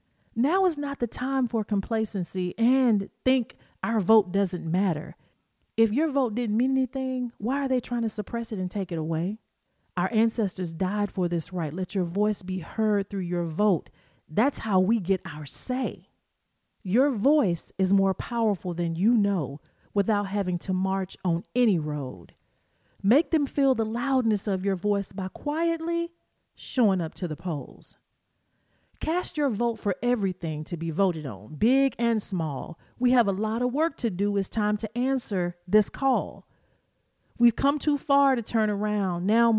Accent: Tennessee, United States; born there; Now, I was born in Tennessee, so I can say what I'm about to say.

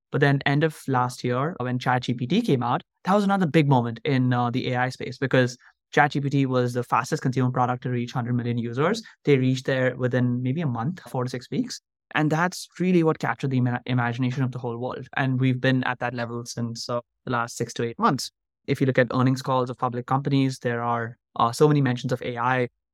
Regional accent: Mumbai, Maharashtra, India; moved away as an adult; now in United States; I grew up in Mumbai, India, and I went to an Indian school for about fifteen years

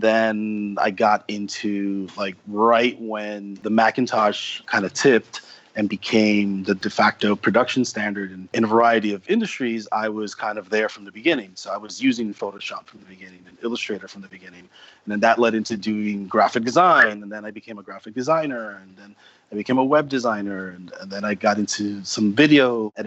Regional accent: New York City, New York, United States; moved away as an adult; now in Japan; I'm from New York City, and I grew up here

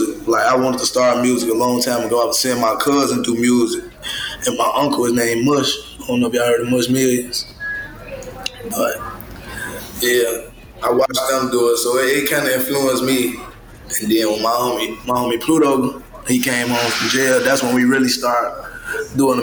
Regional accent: Chicago, Illinois, United States; I'm from Chicago, out west, L-Town.

